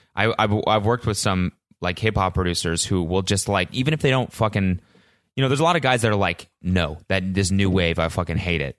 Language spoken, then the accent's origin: English; Calgary, Alberta, Canada; I'm from Calgary